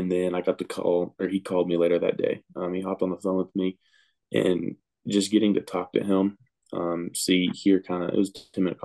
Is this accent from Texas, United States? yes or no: yes; Texas, United States; football around here is a big thing. I'm from a small town